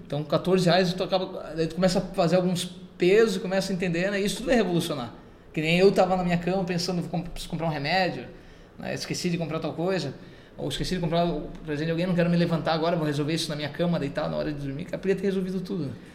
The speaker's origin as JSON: {"language": "Portuguese", "country": "Brazil", "said": "eu sou brasileiro"}